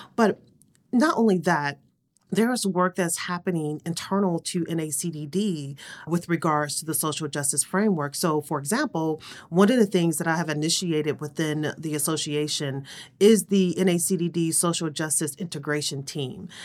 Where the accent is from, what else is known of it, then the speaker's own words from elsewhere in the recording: Cleveland, Ohio, United States; I grew up in Cleveland, Ohio, on the east side